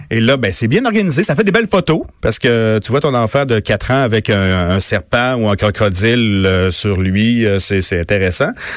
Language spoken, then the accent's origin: French; Montmagny, Quebec, Canada; born or raised there; moved away